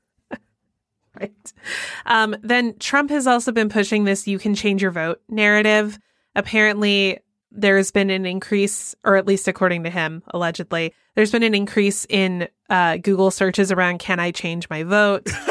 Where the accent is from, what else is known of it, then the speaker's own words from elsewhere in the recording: Georgia, United States; moved away; my home state of Georgia